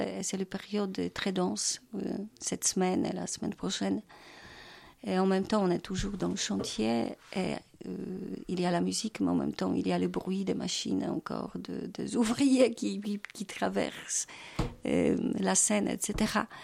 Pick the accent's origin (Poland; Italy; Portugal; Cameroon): Poland; Wrocław, Lower Silesian Voivodeship; French is a second language; moved away as an adult; also born or lived in Kraków; now in Paris, France; je suis née à Wrocław, c'est ma ville natale. Alors déjà, quand j'étais au collège, j'ai suivi euh, j'ai de, oui, des ateliers de, travail de Grotowski